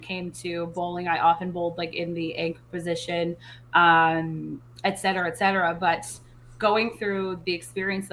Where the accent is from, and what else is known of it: Surrey, British Columbia, Canada; born or raised there; moved away; also born or lived in Scottsdale